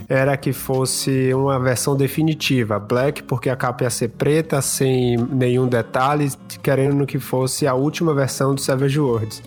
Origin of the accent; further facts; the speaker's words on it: Salvador, Bahia, Brazil; now in St. John's, Canada; Nesse momento eu estou aqui no Canadá, na cidade de St. John's, mas eu sou originalmente de Salvador